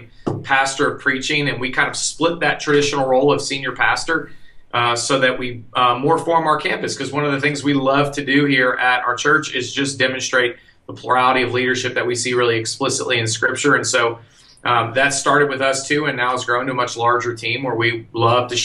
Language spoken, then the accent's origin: English; Austin, Texas, United States; moved away; I'm from Austin. I'm actually a local Austinite